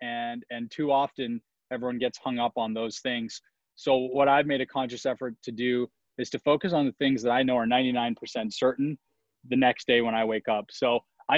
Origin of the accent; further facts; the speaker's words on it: Saskatchewan, Canada; moved away; I grew up in Canada, as you probably remember, in Saskatchewan.